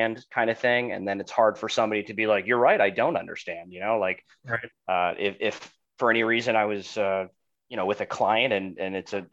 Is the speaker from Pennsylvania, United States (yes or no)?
no; Cooper City, Florida, United States; also born or lived in Delray Beach, Florida; growing up in Cooper City